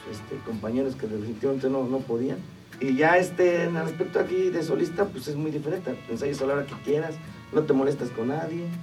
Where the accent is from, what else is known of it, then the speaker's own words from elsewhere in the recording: Isla, Veracruz, Mexico; pues yo como local y como representaba Isla y me gané al cariño de la gente, de mi